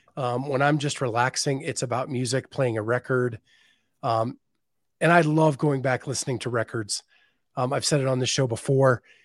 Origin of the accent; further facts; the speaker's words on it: Western Pennsylvania, United States; growing up in Western Pennsylvania, we had one channel and Hee-Haw was on every week